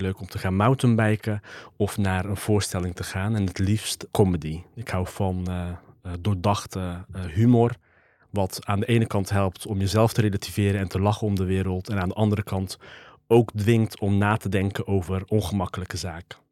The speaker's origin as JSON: {"language": "Dutch", "town": "'s-Hertogenbosch", "region": "North Brabant", "country": "Netherlands", "tie": "born or raised there", "said": "geboren en getogen in Den Bosch"}